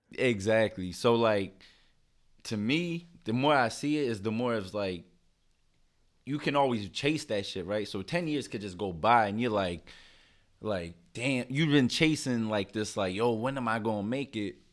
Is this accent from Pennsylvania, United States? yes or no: yes; Philadelphia, Pennsylvania, United States; I'm from Philly. Grew up right here